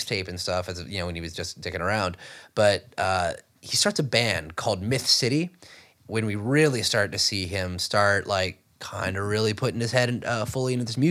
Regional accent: Alexandria, Louisiana, United States; my hometown in Alexandria, Louisiana

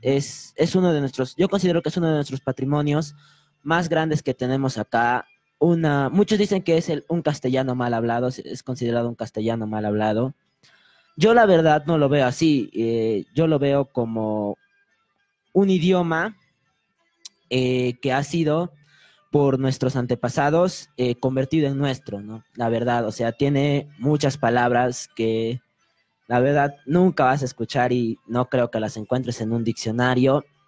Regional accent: Arequipa, Peru; siendo arequipeños

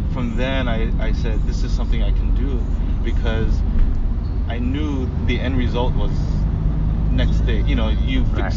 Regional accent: San Diego, California, United States; so I went back home in San Diego. I grew up in San Diego.

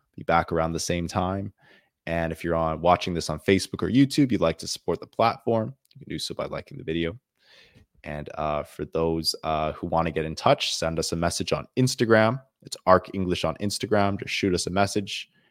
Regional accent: Canada; I'm from the country of Canada

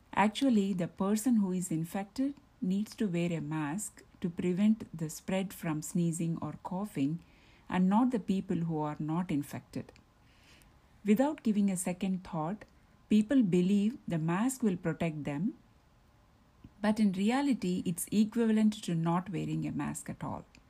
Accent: Maple Grove, Minnesota, United States; I'm from Maple Grove, Minnesota, and I am a doctor.

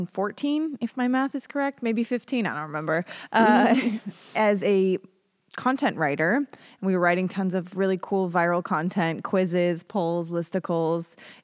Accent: Denver, Colorado, United States; also born or lived in Omaha, Nebraska; now in Israel; I am 30 years young. I was born in Omaha, Nebraska, and I grew up in Denver, Colorado. I made Aliyah in 2011, and I've been loving my life here ever since.

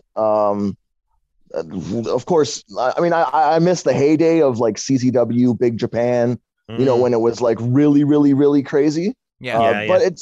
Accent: Northern Canada, Canada; I'm from Northern Canada, so basically, I don't know, like 8 hours from Toronto.

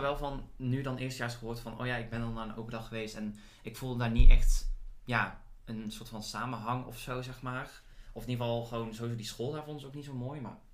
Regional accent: Boxtel, North Brabant, Netherlands; moved away as an adult; also born or lived in Heerlen; ik weet niet of je het al hoort aan mijn stem, maar ik kom uit Brabant

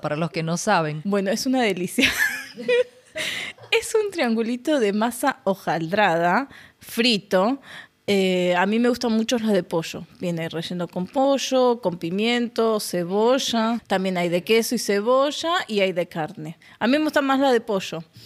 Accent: Argentina; moved away as an adult; now in Oman; yo soy de Argentina, Sí, hace dos años que estoy viviendo aquí en Oman

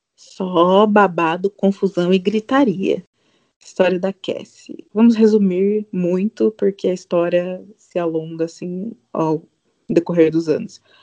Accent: Sorocaba, São Paulo, Brazil; eu tenho 31 anos, eu sou de Sorocaba

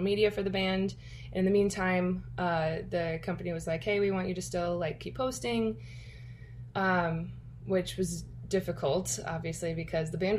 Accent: Aurora, Illinois, United States; I'm from Aurora, Illinois

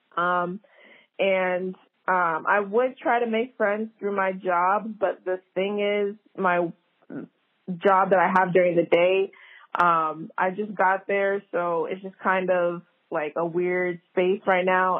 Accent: New Jersey, United States; moved away as an adult; now in Atlanta, United States; I grew up in North Jersey

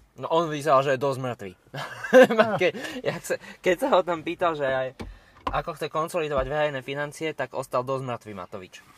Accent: Slovakia; ja som bol zo Slovenska zvyknutý

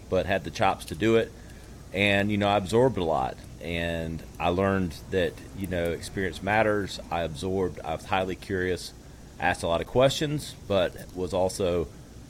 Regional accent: upstate South Carolina, United States; also born or lived in Manhattan, New York; Born and raised in South Carolina in the upstate here. I'm in Greenville now.

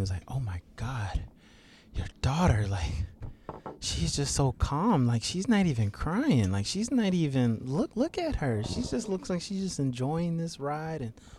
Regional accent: South Carolina, United States; moved away; my hometown.

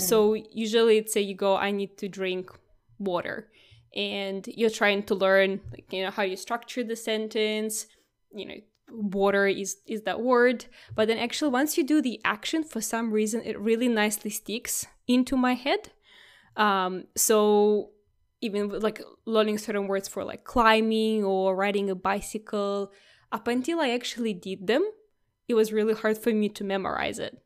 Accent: Russia; English is a second language; now in Australia; I was never called Russian from the first go.

